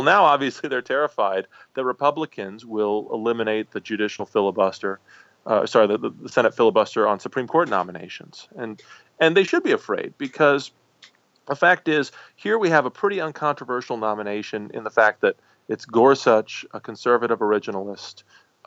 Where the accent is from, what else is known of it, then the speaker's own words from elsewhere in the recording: Dubuque, Iowa, United States; I grew up in Dubuque, Iowa, not far from there